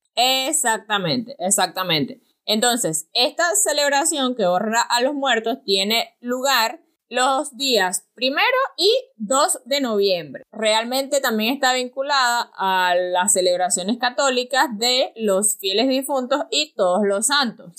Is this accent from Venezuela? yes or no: yes; El Pilar, Venezuela; queda cerca de Pilar, de donde yo soy.